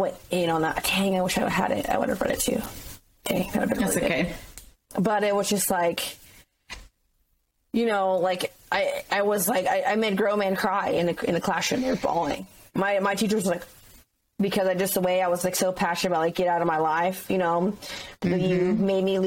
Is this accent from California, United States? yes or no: yes; San Clemente, California, United States; my hometown of San Clemente, California